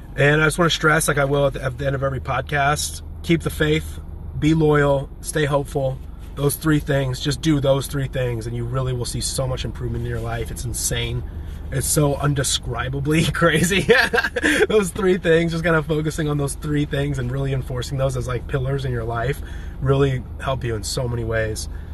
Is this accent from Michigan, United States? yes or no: no; Champaign, Illinois, United States; also born or lived in San Diego, California; now in Nashville, United States; I grew up in a fairly big town called Champaign, Illinois.